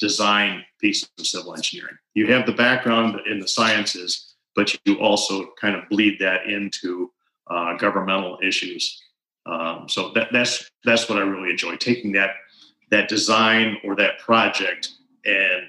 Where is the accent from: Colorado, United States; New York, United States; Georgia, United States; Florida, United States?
New York, United States; Pittsfield; moved away as an adult; I grew up just outside of New Berlin, on the other side of the Unadilla River, over in Pittsfield, which is just over in Otsego County